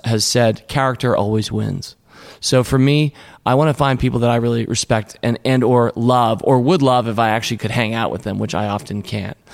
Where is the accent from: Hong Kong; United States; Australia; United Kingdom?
United States; Washington, District of Columbia; I grew up in Washington, D.C., and that's where we were in Alexandria.